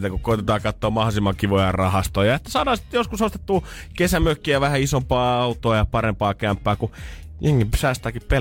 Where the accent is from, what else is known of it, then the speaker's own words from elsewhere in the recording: Helsinki, Uusimaa, Finland; Mä oon tämmönen stadilainen hieno